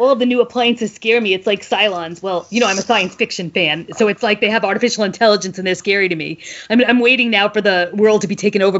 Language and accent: English; New York City, New York, United States; To me, that was my moment of I'm a New Yorker in a trailer on a dairy farm.